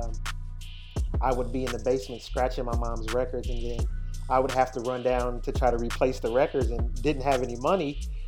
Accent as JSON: {"language": "English", "region": "East Coast", "country": "United States", "tie": "born or raised there", "also_born_or_lived": "New York / Indianapolis / Atlanta / Florida", "said": "Yeah, so, you know, I'm originally from the States, man. I grew up on the East Coast. You know, I've spent some time in New York growing up, spent some time in Indianapolis, spent some time in Atlanta, down in Florida, in the U.S."}